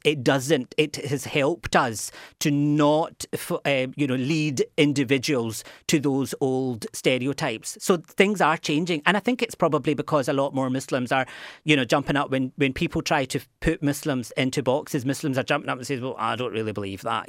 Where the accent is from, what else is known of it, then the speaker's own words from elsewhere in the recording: Glasgow, Scotland, United Kingdom; moved away as an adult; also born or lived in United States; now in Cork, Ireland; where I grew up in Glasgow to where I am now